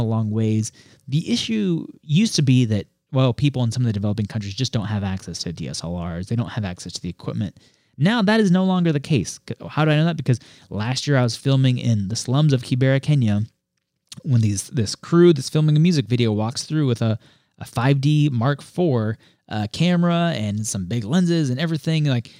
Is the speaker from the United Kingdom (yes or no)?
no; Colombia; also born or lived in Puerto Rico / Ecuador; I mean, with my background, I grew up in Colombia and Puerto Rico through middle school and elementary school. You know, lived in Ecuador for 2 years after graduating from school.